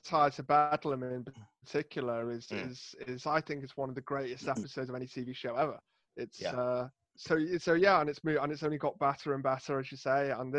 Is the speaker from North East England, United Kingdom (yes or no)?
no; Rhyl, Wales, United Kingdom; I'm from Rhyl in North Wales, which is known for being sunny. Sunny Rhyl, they call it.